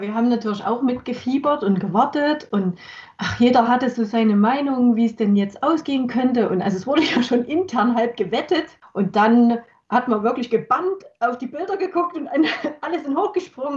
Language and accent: German; Chemnitz, Saxony, Germany; meine Heimatstadt